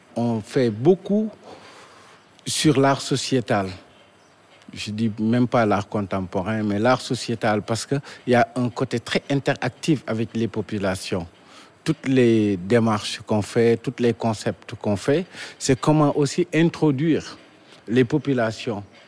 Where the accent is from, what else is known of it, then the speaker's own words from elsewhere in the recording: Dakar, Senegal; Je suis né à Dakar, précisément à la Médina